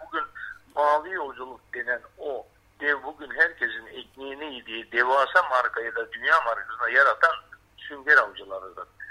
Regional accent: Bodrum, Muğla, Turkey; Bodrum merkeze bağlı 20 kilometre Bodrum'un doğu tarafında Şık vardır Yalı Çiftlik. Orada doğmuşum.

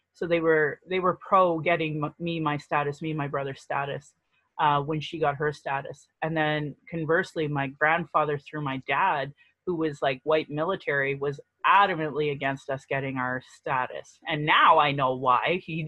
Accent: Calgary, Alberta, Canada; I was born here in Calgary. So I identify as a native Calgarian.

